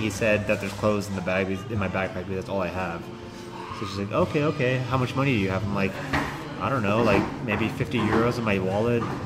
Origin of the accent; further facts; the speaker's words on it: Daly City, California, United States; Daly City, California